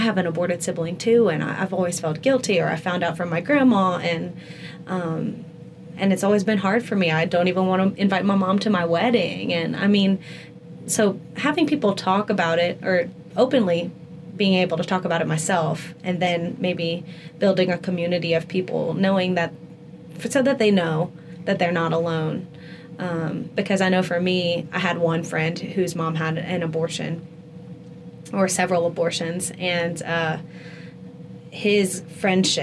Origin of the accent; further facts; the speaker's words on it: Lafayette, Louisiana, United States; my hometown in Lafayette